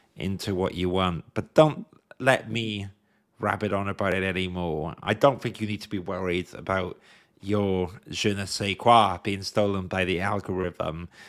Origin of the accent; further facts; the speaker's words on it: Wales, United Kingdom; as a Welsh person